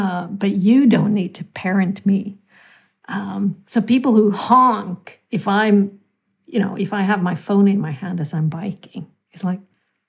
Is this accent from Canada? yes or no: no; India; I'm very Indian in my way when I bike, because I, you know, kind of apply the Indian fuzzy logic.